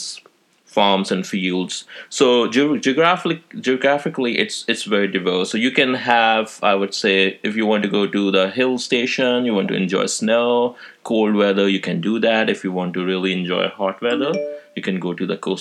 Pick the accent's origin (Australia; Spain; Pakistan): Pakistan; now in Pittsburgh, United States; I'm originally from Pakistan. Nowadays, I'm living here in the States, in Pittsburgh, Pennsylvania.